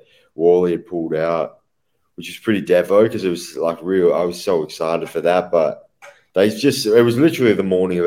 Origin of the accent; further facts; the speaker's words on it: Perth, Western Australia, Australia; in Perth, you know, if it's my hometown